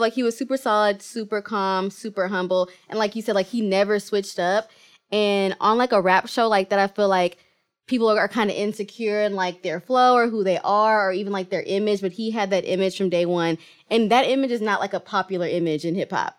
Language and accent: English; Kenya; I'm Kenyan